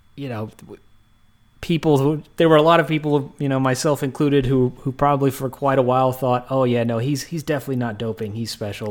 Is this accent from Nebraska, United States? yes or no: no; Texas, United States; growing up in Texas